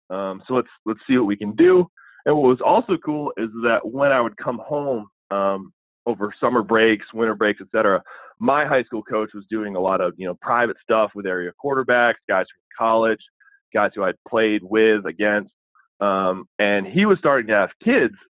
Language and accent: English; Burlington, Vermont, United States; moved away as an adult; also born or lived in Maryland; now in Sykesville, United States; I'm not from Maryland originally. I'm from New England, uh, the always hotbed of high school football, Burlington, Vermont.